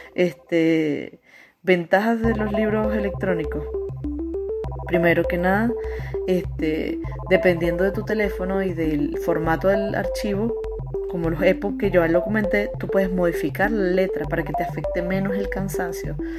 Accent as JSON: {"language": "Spanish", "country": "Venezuela", "moved": "as an adult", "lives_now": "Chile", "said": "yo soy de Venezuela"}